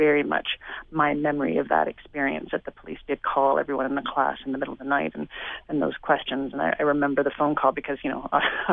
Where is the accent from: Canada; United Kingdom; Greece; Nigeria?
Canada; Toronto, Ontario; I grew up in Toronto exactly through those years